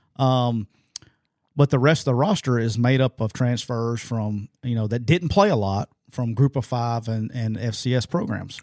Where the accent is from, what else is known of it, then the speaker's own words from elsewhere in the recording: Jacksonville, Alabama, United States; I'm rocking my hometown my hometown Jacksonville State Gamecocks